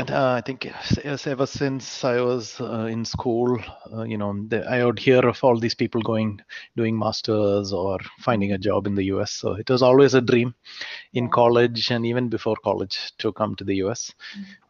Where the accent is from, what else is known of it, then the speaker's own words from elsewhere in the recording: Kuwait; moved away; also born or lived in India; so I was not born in India actually. I was born in Kuwait. So mm. in my whole school time, I was in Kuwait